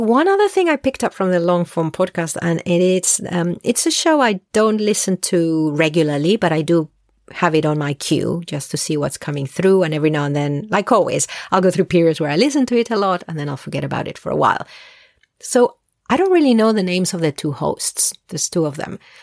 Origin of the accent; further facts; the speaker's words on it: Spain; I'm Spanish originally. I learned English at a very young age. So, I'm bilingual